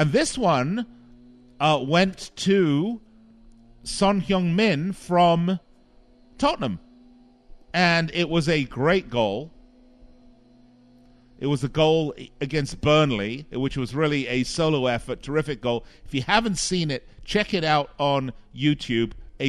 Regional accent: Las Vegas, Nevada, United States; the casinos here in my hometown of Las Vegas.

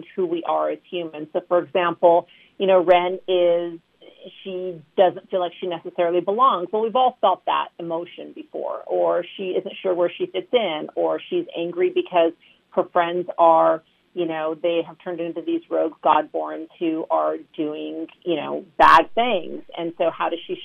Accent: Southern California, United States; I was born and raised in Southern California

